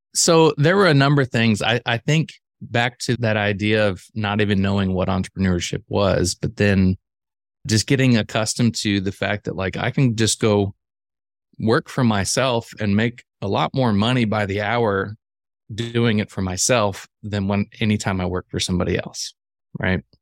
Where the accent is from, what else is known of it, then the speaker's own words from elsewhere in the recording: central Illinois, United States; I grew up in the Midwest, actually central Illinois